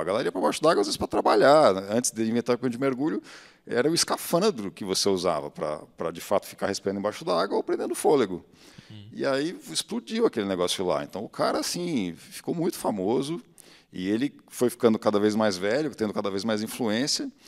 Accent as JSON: {"language": "Portuguese", "region": "São Paulo", "country": "Brazil", "tie": "born or raised there", "said": "eu sou de São Paulo, então tinha a TV Cultura, né, que passava um, um documentário toda tarde quando eu chegava da escola"}